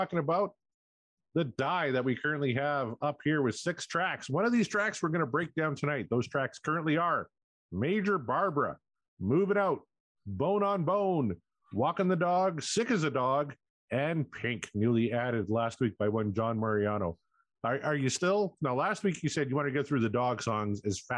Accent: Canada; I'm Canadian

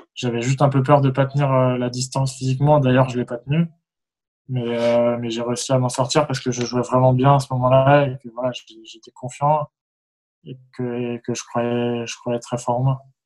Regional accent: France

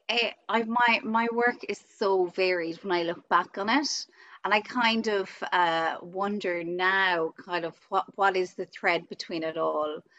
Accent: Tipperary, Ireland; Um, I am from Tipperary in Ireland, a country girl.

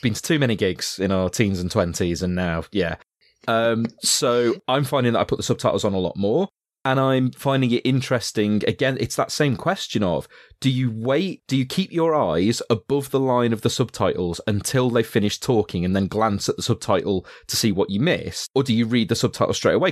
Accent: Yorkshire and the Humber, United Kingdom; I was being from Yorkshire

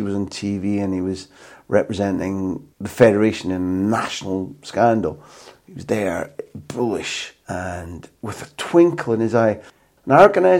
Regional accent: United Kingdom; moved away; as a Brit abroad

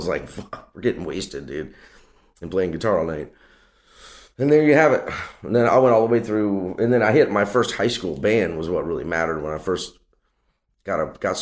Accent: Covington, Louisiana, United States; I grew up in Louisiana, man, in a place called Covington, Louisiana.

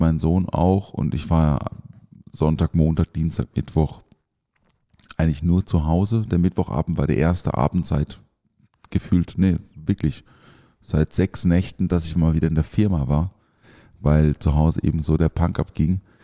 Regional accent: the area around Europa-Park, Baden-Württemberg, Germany; ich bin ja da in der Ecke auch aufgewachsen

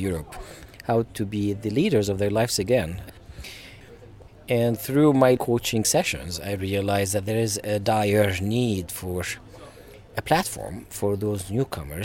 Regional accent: Syria; moved away as an adult; now in Stockholm, Sweden; I'm from Syria and I have been living in Sweden for the past 3.5 years

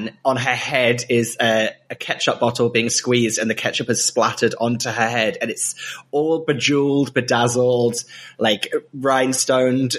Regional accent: Great Yarmouth, East of England, United Kingdom; moved away; that's literally where I was born

